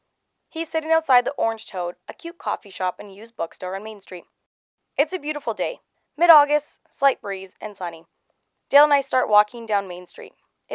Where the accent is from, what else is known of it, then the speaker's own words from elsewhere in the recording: Gillam, Manitoba, Canada; I grew up in Gillam, which is about 1,000 kilometers north of Winnipeg. Living in the North is quite different